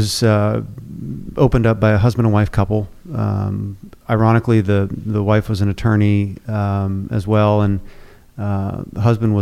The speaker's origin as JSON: {"language": "English", "region": "New Hampshire", "country": "United States", "tie": "born or raised there", "moved": "as an adult", "lives_now": "Houston, United States", "said": "I grew up in New Hampshire"}